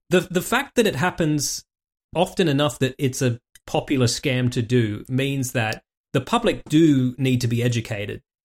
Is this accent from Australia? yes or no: yes; Warragamba, New South Wales, Australia; growing up in fucking Warragamba in the eighties